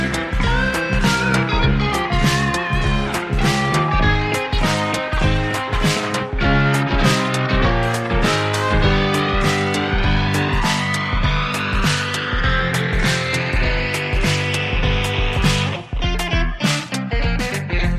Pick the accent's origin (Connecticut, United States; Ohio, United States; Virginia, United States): Virginia, United States; we're from Virginia